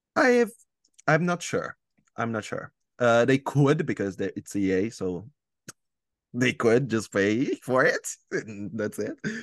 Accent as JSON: {"language": "English", "country": "Italy", "second_language": "English", "said": "am from Italy"}